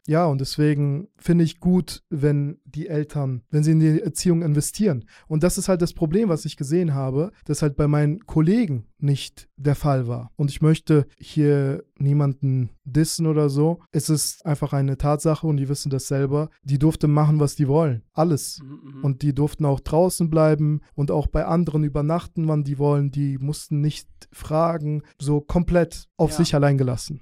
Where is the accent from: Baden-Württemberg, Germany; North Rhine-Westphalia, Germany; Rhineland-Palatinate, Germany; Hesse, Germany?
Hesse, Germany; Hanau; also born or lived in Azerbaijan / Schlüchtern, Hesse; Ich habe dann in Hanau meine Jugend verbracht